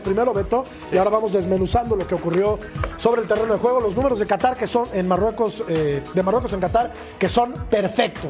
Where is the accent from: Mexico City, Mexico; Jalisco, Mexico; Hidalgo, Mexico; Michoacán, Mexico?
Mexico City, Mexico; soy mexicano